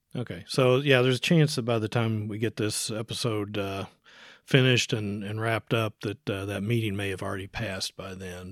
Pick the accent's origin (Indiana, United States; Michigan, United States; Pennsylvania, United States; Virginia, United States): Indiana, United States; Jefferson County; moved away as an adult; I grew up here in Jefferson County.